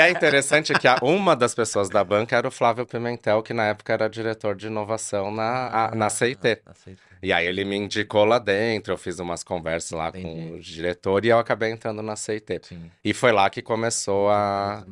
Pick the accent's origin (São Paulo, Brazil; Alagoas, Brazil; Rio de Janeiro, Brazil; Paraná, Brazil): São Paulo, Brazil; now in Campinas, Brazil; eu moro em Campinas aqui já há muito tempo, mas eu sou de São Paulo